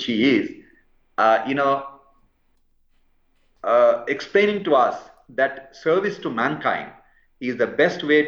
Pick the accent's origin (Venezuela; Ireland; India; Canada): India; also born or lived in London, United Kingdom / Calcutta; I grew up in India and worked in the public hospitals of India